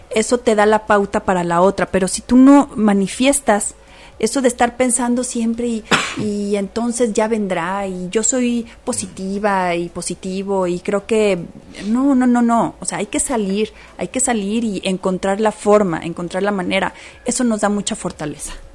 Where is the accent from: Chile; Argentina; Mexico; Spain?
Mexico